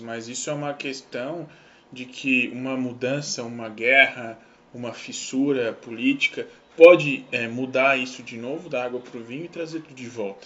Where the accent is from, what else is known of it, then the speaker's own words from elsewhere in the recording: Santa Catarina, Brazil; a gente é de Santa Catarina